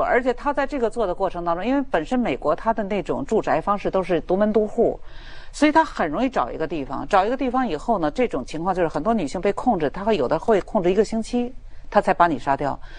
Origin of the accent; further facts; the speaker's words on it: China; 对，因为我们中国人，我们的观念，这个东西是很重要的。